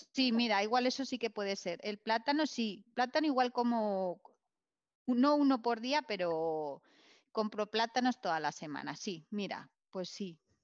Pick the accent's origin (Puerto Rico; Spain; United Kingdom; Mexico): Spain; Vitoria-Gasteiz, Basque Country; yo soy, yo, soy, de Victoria